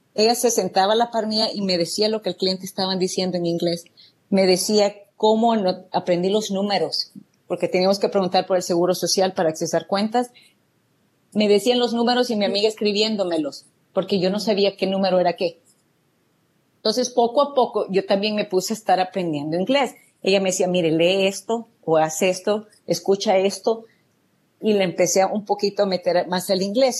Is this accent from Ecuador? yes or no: no; El Salvador; moved away as an adult; now in United States; yo soy de El Salvador y realmente viví una juventud muy alegre, una niñez muy alegre con mis padres.